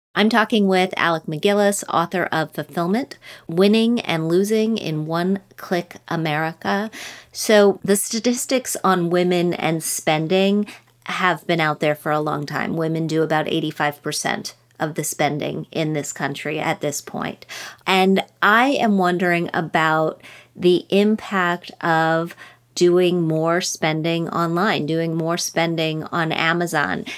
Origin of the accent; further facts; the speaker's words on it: Wheeling, West Virginia, United States; my hometown of Wheeling, West Virginia